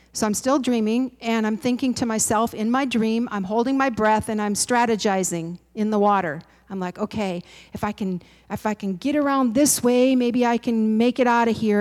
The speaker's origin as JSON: {"language": "English", "region": "Midwest", "country": "United States", "said": "I'm a Midwesterner"}